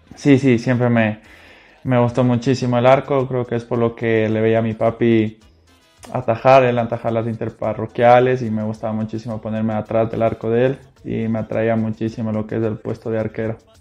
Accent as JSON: {"language": "Spanish", "town": "Quito", "region": "Pichincha", "country": "Ecuador", "tie": "born or raised there", "said": "soy quiteño, tengo 27 años"}